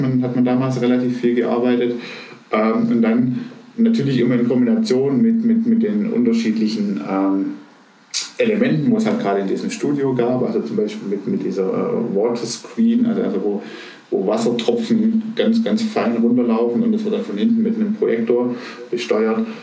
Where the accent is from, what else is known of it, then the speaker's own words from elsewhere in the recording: Aalen, Baden-Württemberg, Germany; ich bin aufgewachsen im, ich nenne es mal schönen Aalen. Das ist eine Stadt äh, in der Nähe von Stuttgart